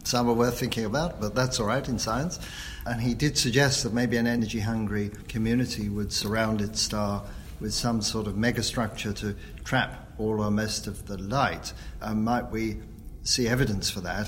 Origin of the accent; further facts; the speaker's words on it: London, United Kingdom; when I was growing up in London in the 50s and 60s